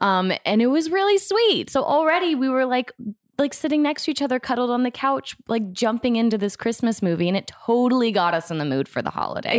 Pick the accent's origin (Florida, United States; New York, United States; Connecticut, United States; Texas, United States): Florida, United States; now in Los Angeles, United States; I grew up in Florida